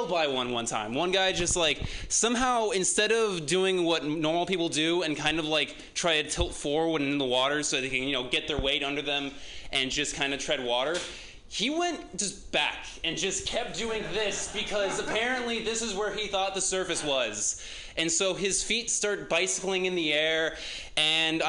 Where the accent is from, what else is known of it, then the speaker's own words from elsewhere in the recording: San Dimas, California, United States; I'm from San Dimas.